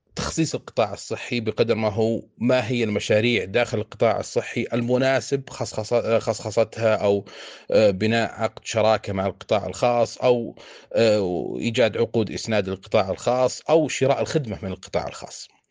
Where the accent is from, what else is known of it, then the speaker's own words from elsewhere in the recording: Saudi Arabia; عندنا في السعودية